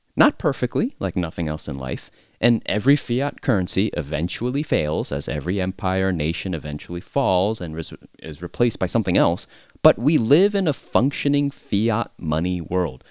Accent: United States; as an American

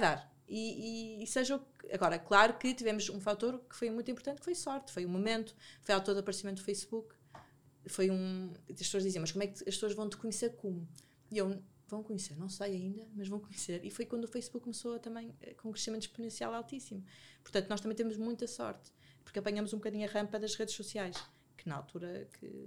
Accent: Porto, Norte, Portugal; now in Lisbon, Portugal; eu, eu, eu, sou do Porto, então nem, nem conheço, na altura, agora conheço mais pessoas, mas na altura conhecia poucas pessoas em Lisboa

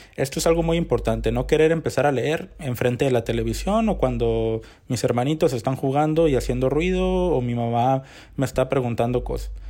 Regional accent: Mexico; los mexicanos tenemos un promedio de lectura de 3.3 libros al año

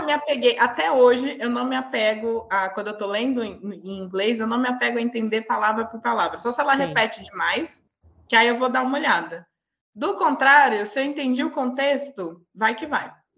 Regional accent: Brazil; moved away as an adult; eu sou brasileira, mas eu já moro fora do país já tem uns quatro anos

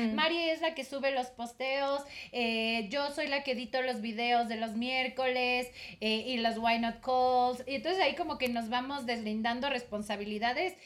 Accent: Mexico; moved away as an adult; now in Ecuador; ya soy mexicana, pero llevo tres años viviendo aquí en Ecuador

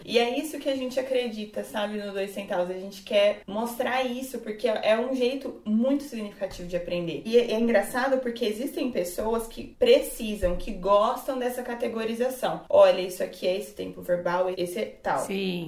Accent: Brazil; sou do Brasil.

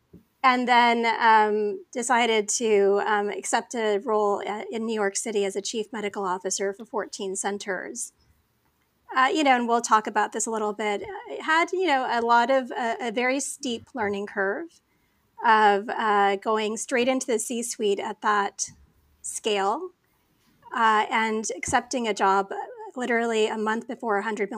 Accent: Saudi Arabia; also born or lived in Phoenix, Arizona; I was born in Phoenix, Arizona to parents who'd migrated to the United States from Pakistan. My dad actually had gone to USC prior to that and then ended up getting a job in Saudi Arabia. So I with the oil industry. So I grew up as like an expat

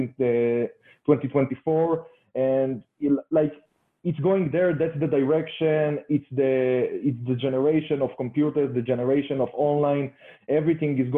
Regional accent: Israel; I'm coming from Israel.

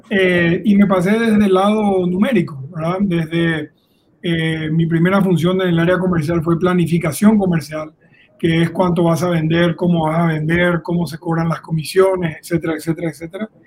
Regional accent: Paraguay; now in Colombia; notarás por el acento, no soy colombiano, soy un nómada del mundo. Colombia es mi sexto país, nuestro sexto país con mi esposa y con mis tres hijos, soy paraguayo.

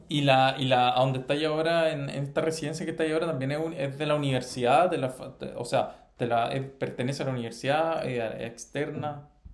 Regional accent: Chile; moved away as an adult; also born or lived in Italy; now in Spain; Nosotros estamos eh, mal acostumbrado como chilenos

